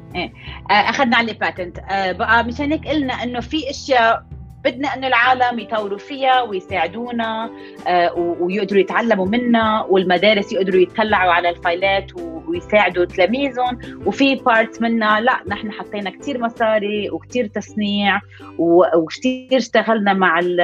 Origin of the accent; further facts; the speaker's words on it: Lebanon; moved away as an adult; also born or lived in Boston, United States; now in New York, United States; أنا لبنانية الأصل بس عايشة بنيويورك صار لي هلأ تقريبا 17 سنة آه، آه، كبرت بلبنان